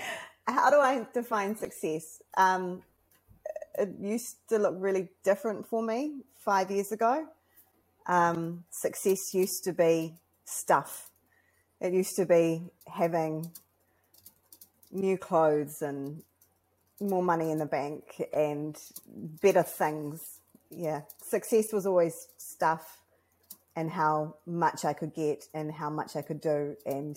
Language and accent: English; New Zealand; as a New Zealander, as somebody who came here second